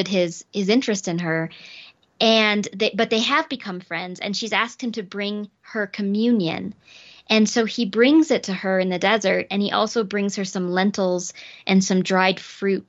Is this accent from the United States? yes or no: yes; South Dakota, United States; I grew up in South Dakota